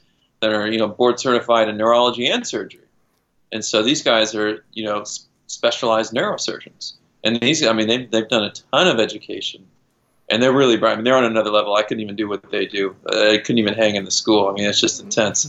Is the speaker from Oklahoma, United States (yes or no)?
no; Kansas, United States; moved away; also born or lived in Boulder, Colorado / California; I grew up in Kansas, just outside of Kansas City, and we had a creek in our backyard.